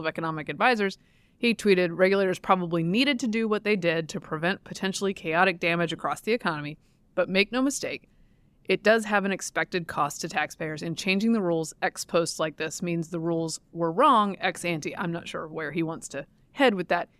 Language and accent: English; Durham, North Carolina, United States; I'm from Durham